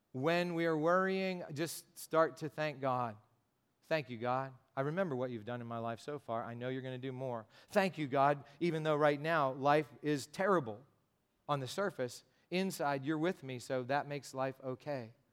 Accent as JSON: {"language": "English", "country": "United States", "said": "I'm an American and because I speak some Spanish"}